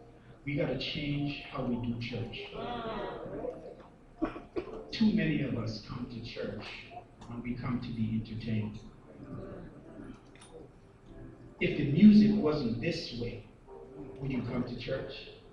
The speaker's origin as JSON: {"language": "English", "country": "Canada", "said": "Now, as a Canadian, I could come and visit and so forth"}